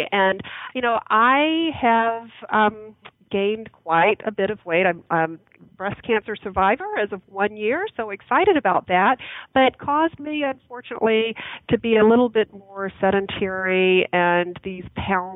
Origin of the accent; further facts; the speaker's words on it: Birmingham, Alabama, United States; moved away; I grew up in Birmingham, Alabama